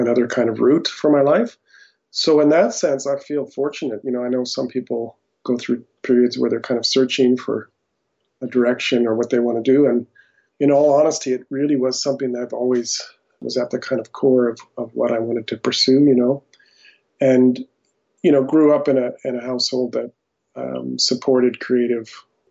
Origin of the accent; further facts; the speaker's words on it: Alberta, Canada; also born or lived in United States; So I was originally born in the U.S., but pretty early in my life, my family moved to Canada